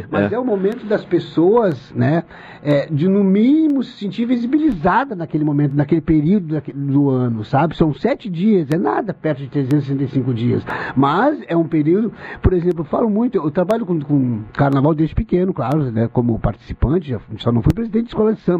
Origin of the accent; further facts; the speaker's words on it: Pelotas, Rio Grande do Sul, Brazil; Em Pelotas não foi diferente. Eu me lembro como se fosse hoje. Nasci, me criei na Castilha, era, era, essa, era essa vivência que se tinha.